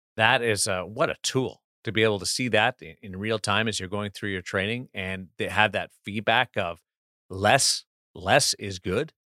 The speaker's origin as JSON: {"language": "English", "country": "Canada", "said": "as a Canadian"}